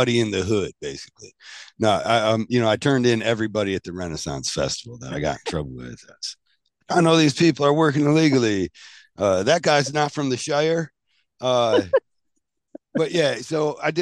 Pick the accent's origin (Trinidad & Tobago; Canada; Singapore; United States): Canada; I'm Canadian. I'm a Canuck, brother.